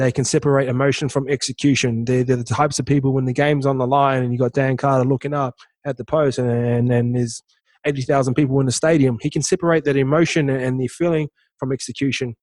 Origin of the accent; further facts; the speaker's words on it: New Zealand; moved away; I'm a kid from Toke that's gang affiliated town